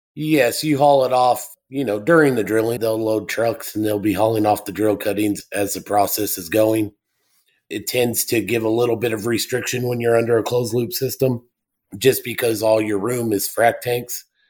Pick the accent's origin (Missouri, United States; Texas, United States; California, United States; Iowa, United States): Texas, United States; El Paso; also born or lived in Delaware Basin; I am originally from El Paso, Texas. Grew up there